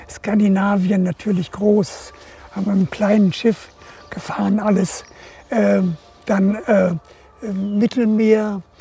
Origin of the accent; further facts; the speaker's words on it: Kolberg, West Pomeranian Voivodeship, Poland; born there; Nein, ich bin ja an der Ostsee geboren.